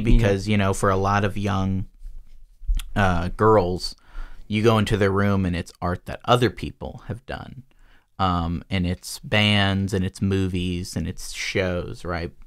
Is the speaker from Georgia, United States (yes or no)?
yes; Georgia, United States; I was born in Georgia